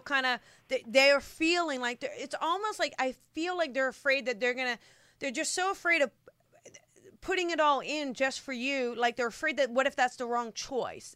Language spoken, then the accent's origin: English; New Jersey, United States; I'm from Jersey